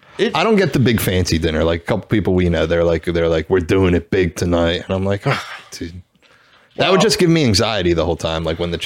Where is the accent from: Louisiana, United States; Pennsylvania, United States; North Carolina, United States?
Pennsylvania, United States; Philadelphia; we're from Philly.